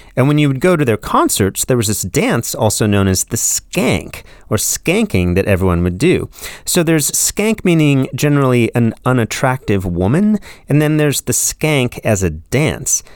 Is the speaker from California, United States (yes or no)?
yes; California, United States; when I was growing up in California in the nineteen eighties